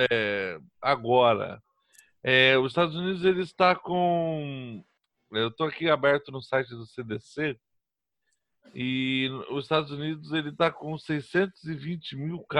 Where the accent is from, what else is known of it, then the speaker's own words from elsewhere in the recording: Brazil; eu sou brasileiro